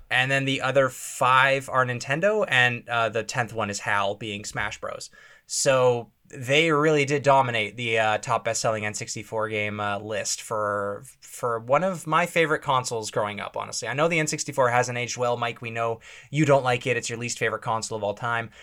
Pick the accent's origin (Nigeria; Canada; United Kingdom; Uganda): Canada; being a Canadian kid